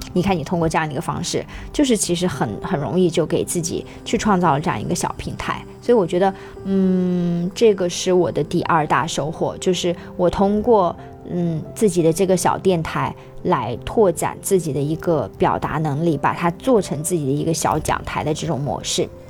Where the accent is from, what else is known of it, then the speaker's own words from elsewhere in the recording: Xinjiang, China; now in Hong Kong, China; 我是来自于新疆，那么我生活在香港